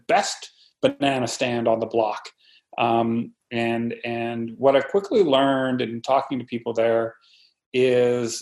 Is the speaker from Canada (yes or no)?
yes; Canada; as a Canadian